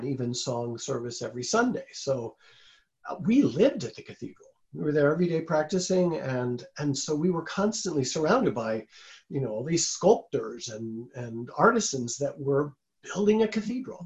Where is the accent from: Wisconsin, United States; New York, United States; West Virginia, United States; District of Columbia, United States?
District of Columbia, United States; Washington; now in Milwaukee, United States; I grew up in Washington, D.C.